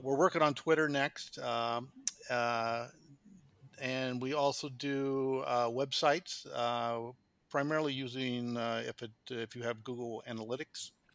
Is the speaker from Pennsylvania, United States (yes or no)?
no; Kansas, United States; moved away as an adult; now in Qatar; I'm from the United States, uh, born in Kansas, which is in the, right in the middle of the United States